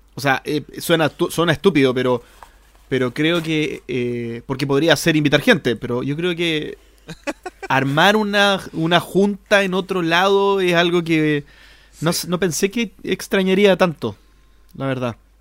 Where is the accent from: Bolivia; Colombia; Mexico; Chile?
Chile; nosotros en Chile